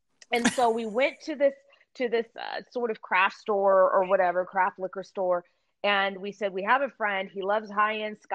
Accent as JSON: {"language": "English", "town": "Pasadena", "region": "California", "country": "United States", "tie": "born or raised there", "said": "I grew up in Pasadena as the child of two teetotalers."}